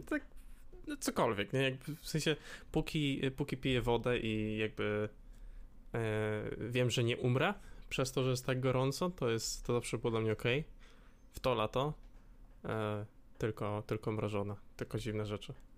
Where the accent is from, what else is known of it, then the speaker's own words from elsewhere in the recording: Łódź, Łódź Voivodeship, Poland; jestem z Łodzi